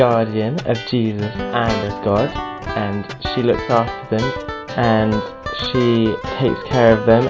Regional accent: United Kingdom; I'm 18 and from Britain.

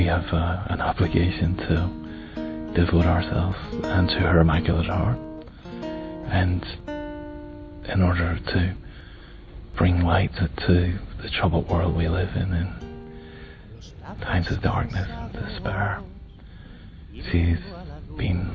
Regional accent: Ireland; I'm Irish.

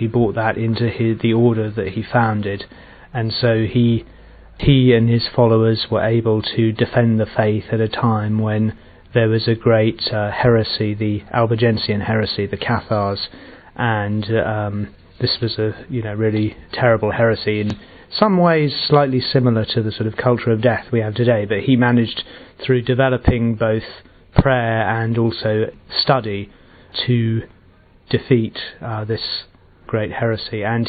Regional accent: England, United Kingdom; I'm from England, I'm 30 years old.

